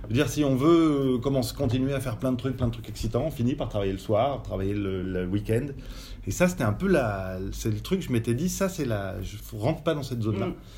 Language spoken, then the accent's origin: French; France; moved away as an adult; now in Belgium; je suis français. Maintenant, ça fait 20 ans que je vis en Belgique